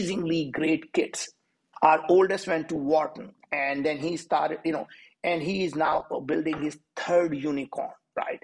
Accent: India; moved away as an adult; now in United States; I'm from India.

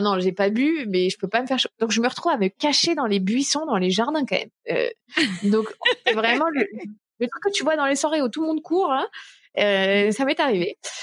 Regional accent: France; also born or lived in Minneapolis, United States

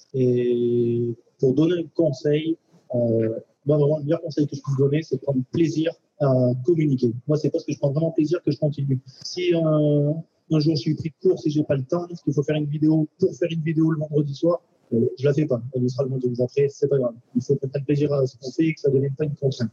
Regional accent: Valence, Auvergne-Rhône-Alpes, France; Je suis de Valence

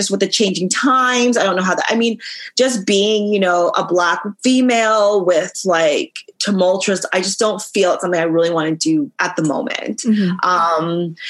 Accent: Canada; I can say I'd say I'm very Canadian. Mm-hmm. Like, my culture is Canadian, but I also have that mix up mashup with like Trinidad and Grenada just because of my home.

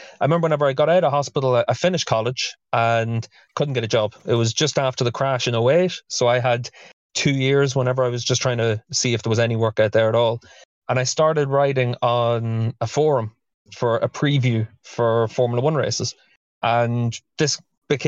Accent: Dundalk, Leinster, Ireland; I'm from Dundalk, and we had the Dundalk races

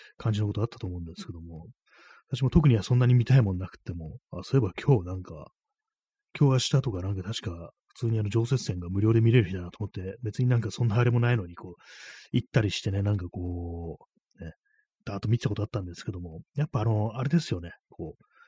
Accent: Tokyo, Japan; 東京生まれ

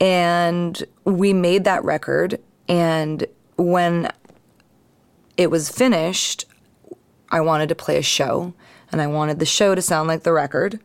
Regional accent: East Bay, California, United States; also born or lived in San Francisco / Marin County

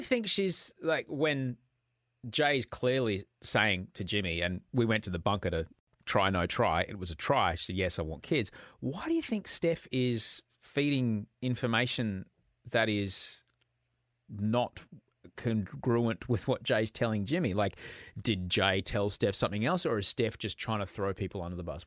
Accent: Brisbane, Queensland, Australia; moved away; also born or lived in United States / Sydney; I grew up in Brisbane

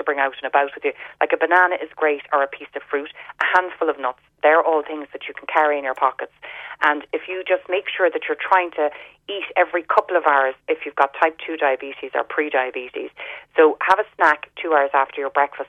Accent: Ireland; growing up in Ireland

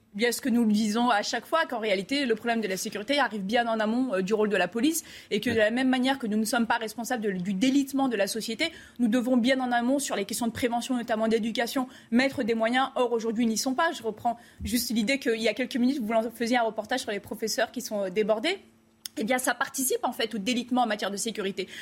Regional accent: France; en tant que Français

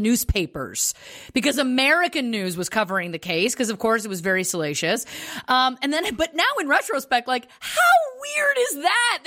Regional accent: Canada; moved away; also born or lived in Los Angeles, United States; both of us growing up in Canada.

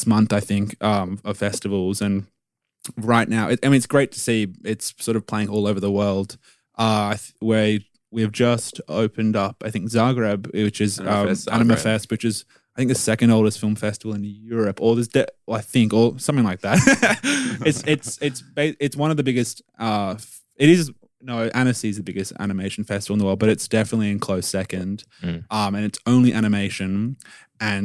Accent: Sydney, New South Wales, Australia; growing up in Sydney

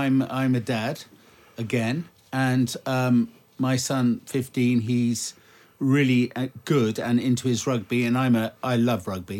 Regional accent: Singapore; also born or lived in Malaysia / Indonesia / Thailand; Because I was born and brought up in the Far East.

